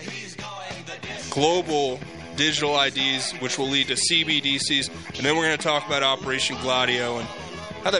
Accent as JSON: {"language": "English", "country": "United States", "said": "I'm an American"}